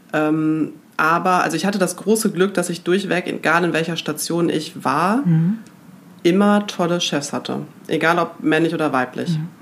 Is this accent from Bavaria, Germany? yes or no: no; Münster, North Rhine-Westphalia, Germany; also born or lived in Gronau; ich komme aus Münster. Mhm. Und bin da auch in die fünfte Klasse gegangen